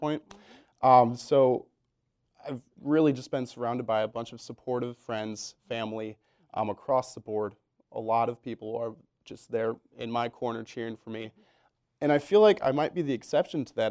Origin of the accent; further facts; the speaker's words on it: Belvidere, Illinois, United States; moved away as an adult; now in Iowa City, United States; I'm from small town Illinois, um, a little town about an hour and a half outside of Chicago